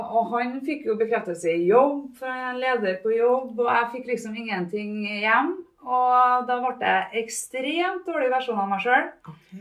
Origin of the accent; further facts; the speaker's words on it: Trondheim, Trøndelag, Norway; also born or lived in Namsos; vokste opp på Byåsen. Nedre Byåsen, ja, oppafor trikken på Bredablikk